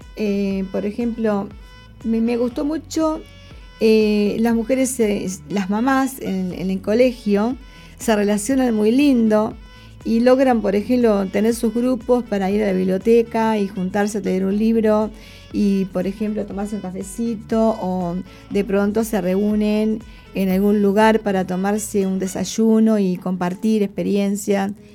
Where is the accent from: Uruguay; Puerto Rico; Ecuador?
Uruguay; moved away as an adult; now in Brisbane, Australia; yo, por ejemplo, que vengo, que llegué de Uruguay a Australia